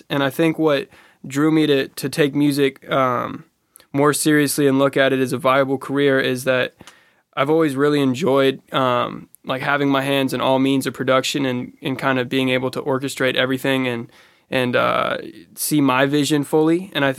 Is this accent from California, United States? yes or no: yes; Oakland, California, United States; I'm from Oakland, California, the Bay Area. It's a place of innovators and creators and rebels and people who have... change the way that we look at culture and we look at music and we look at art in general.